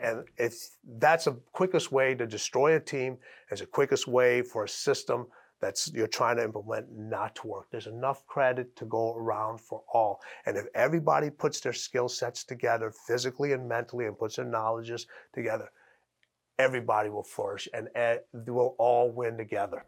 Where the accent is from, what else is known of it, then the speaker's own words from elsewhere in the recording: Chicago, Illinois, United States; I'm from Chicago